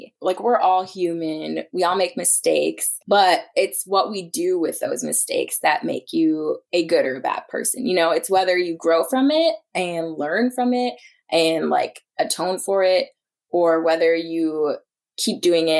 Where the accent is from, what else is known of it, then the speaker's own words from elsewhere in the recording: Willmar, Minnesota, United States; my hometown of Wilmer, Minnesota